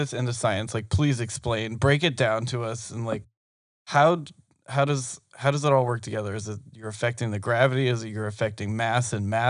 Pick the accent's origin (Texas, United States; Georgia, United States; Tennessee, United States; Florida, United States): Georgia, United States; we were raised in Georgia.